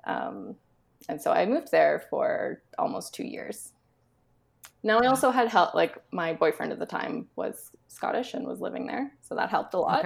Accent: Alberta, Canada; moved away as an adult; also born or lived in Scotland; I grew up in Alberta, but I, like, lived across the country and then in Scotland

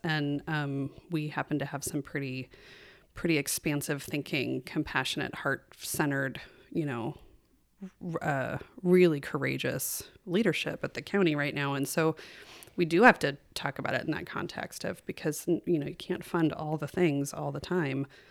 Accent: Kalispell, Montana, United States; also born or lived in California; We moved to Kalispell when I was six, and we grew up, I grew up on, um, seventeen acres of, of land west of town.

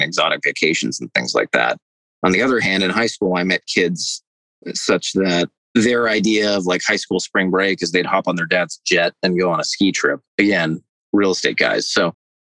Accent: Phoenix, Arizona, United States; also born or lived in Southern California; I grew up in Phoenix

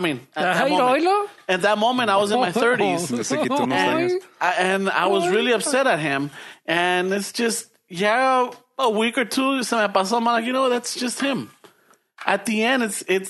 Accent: Los Angeles, California, United States; when we moved from Boyle Heights to South Central

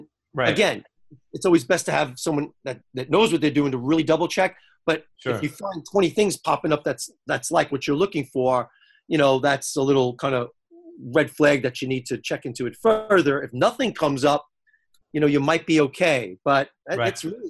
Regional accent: New York, United States; I'm from New York.

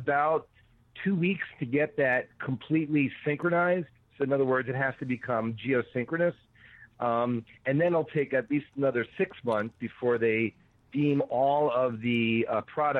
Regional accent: New York, United States; moved away; also born or lived in Madison / Chicago; I grew up in New York

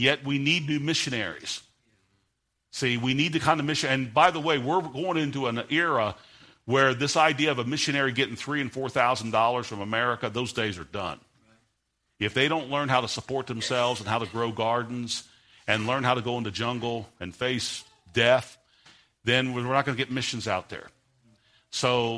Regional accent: United States; I'm an American

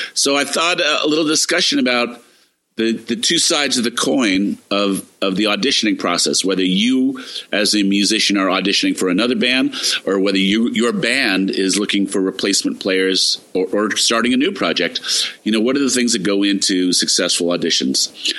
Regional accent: New York City, New York, United States; Growing up in New York

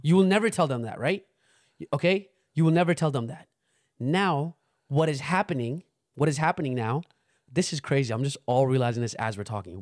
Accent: United States; We growing up in America

